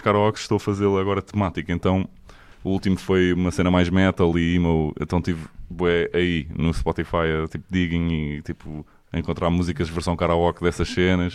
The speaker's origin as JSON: {"language": "Portuguese", "country": "Portugal", "said": "nós somos tugas"}